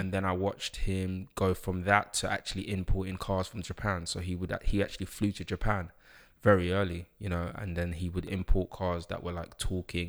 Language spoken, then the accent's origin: English; London, United Kingdom; also born or lived in Uganda (ancestry); I grew up in London, um, King's College Hospital, Camberwell